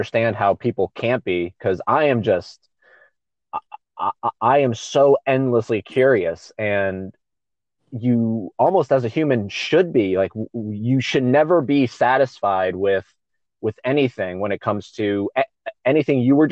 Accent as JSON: {"language": "English", "town": "Palm Coast", "region": "Florida", "country": "United States", "tie": "born or raised there", "also_born_or_lived": "St. Augustine, Florida", "lives_now": "Orlando, United States", "said": "I grew up in a town called Palm Coast. It's like an hour and a half from Orlando north"}